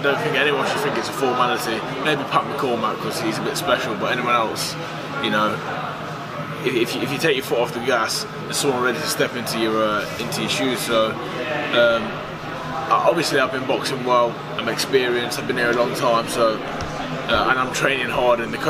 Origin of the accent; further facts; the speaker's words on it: Burton upon Trent, West Midlands, United Kingdom; I'm from Burton-on-Trent. We make beer. I grew up drinking pints of beer.